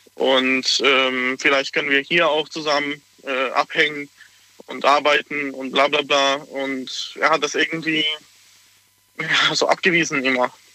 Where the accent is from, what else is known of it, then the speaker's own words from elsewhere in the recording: Hungary; now in Pforzheim, Germany; ich komme aus Ungarn